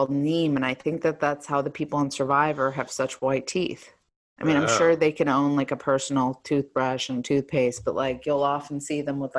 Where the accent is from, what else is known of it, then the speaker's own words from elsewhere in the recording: East Coast, United States; I'm from the East Coast.